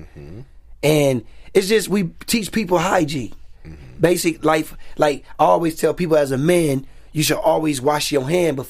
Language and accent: English; Pasadena, California, United States; also born or lived in Altadena; Pasadena, Altadena, California.